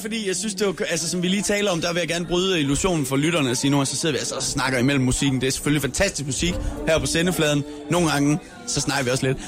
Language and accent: Danish; Skanderborg area, East Jutland, Central Denmark Region, Denmark; now in Copenhagen, Denmark; Jeg er fra Østjylland